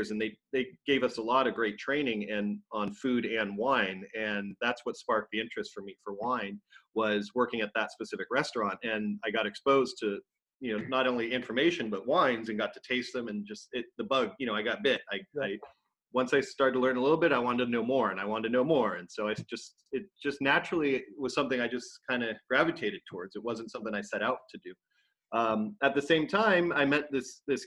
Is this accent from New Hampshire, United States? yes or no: no; Los Angeles, California, United States; also born or lived in San Diego; I grew up in Southern California and then in the LA area, but moved to San Diego to go to college at San Diego State starting in 1993